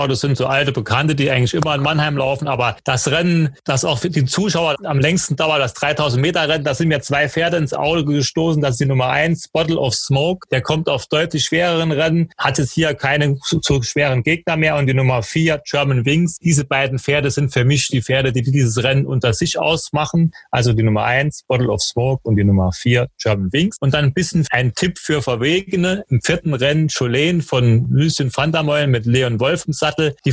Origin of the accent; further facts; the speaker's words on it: Nottingham, East Midlands, United Kingdom; Ja, Nottingham vielleicht, meine Heimatstadt.